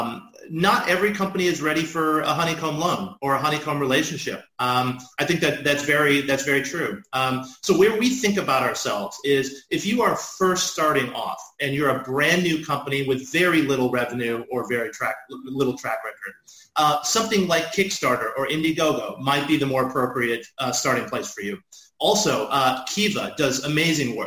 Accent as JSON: {"language": "English", "town": "Dallas", "region": "Texas", "country": "United States", "tie": "born or raised there", "moved": "yes", "said": "I grew up in Dallas, Texas"}